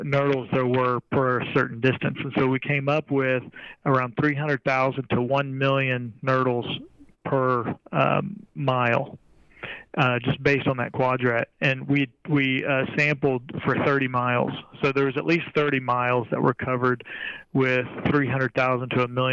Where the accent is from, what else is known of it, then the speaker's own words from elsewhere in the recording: Corpus Christi, Texas, United States; I basically grew up at the beach, so I'm from Corpus Christi